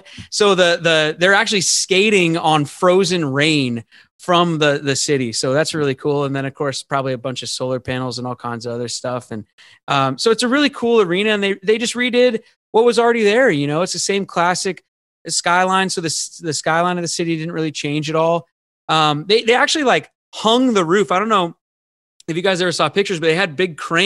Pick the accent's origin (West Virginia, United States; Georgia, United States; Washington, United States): Washington, United States; Seattle; now in Los Angeles, United States; I actually do live in Los Angeles. I'm born and raised in Seattle, but the business is here